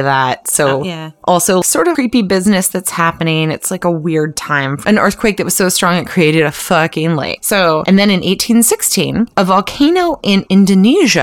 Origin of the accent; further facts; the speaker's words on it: Clarksville, Tennessee, United States; I grew up in Clarksville, Tennessee